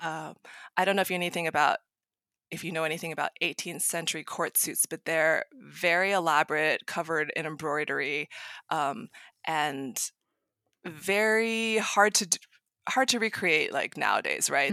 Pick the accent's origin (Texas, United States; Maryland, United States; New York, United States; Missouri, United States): Maryland, United States; now in San Jose, United States; I grew up in Maryland, outside D C, and now I live in San Jose, California.